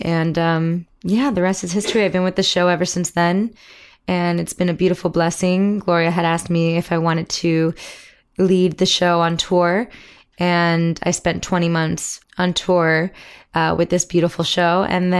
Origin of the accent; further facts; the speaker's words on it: Miami, Florida, United States; came to Miami in 1980, I believe. That's where I was born. And I grew up there